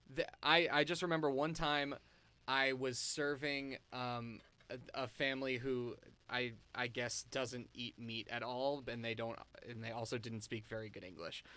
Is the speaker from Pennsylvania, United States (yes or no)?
no; Virginia, United States; we're from Virginia, but we're from the D C area of Virginia. We were raised by two New Yorkers